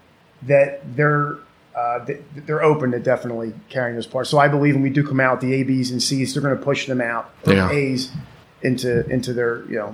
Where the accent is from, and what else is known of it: Philadelphia, Pennsylvania, United States